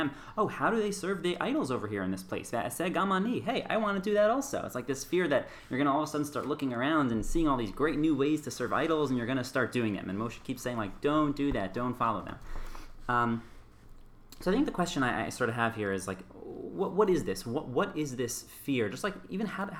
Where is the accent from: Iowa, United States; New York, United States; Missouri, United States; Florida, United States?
New York, United States; New York City; moved away as an adult; now in Herzliya, Israel; I grew up in Riverdale, New York. I now live in Israel in Herzliya.